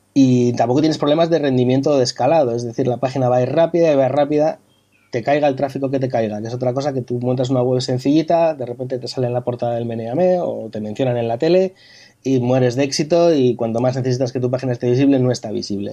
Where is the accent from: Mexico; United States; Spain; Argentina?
Spain; Bilbao, Basque Country; now in Madrid, Spain; yo soy, soy de Bilbao, pasa que llevo muchos años viviendo en Madrid